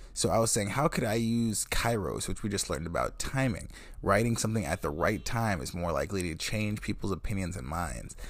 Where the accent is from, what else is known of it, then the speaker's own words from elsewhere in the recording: Wisconsin, United States; I'm also from Wisconsin, from this town